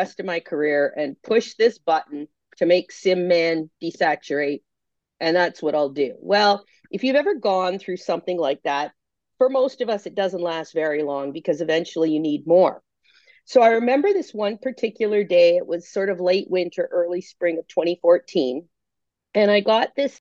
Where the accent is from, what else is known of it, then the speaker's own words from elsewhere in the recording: Canada; accent: Canadian; moved away as an adult; also born or lived in Ontario; now in Brooklyn, United States; I am indeed Canadian